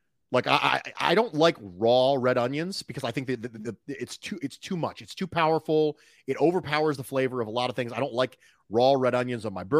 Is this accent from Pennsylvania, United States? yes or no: yes; Philadelphia, Pennsylvania, United States; born there; So, I was born, as I mentioned before, I was born in West Philadelphia. So in the area of West Philadelphia is where I was born.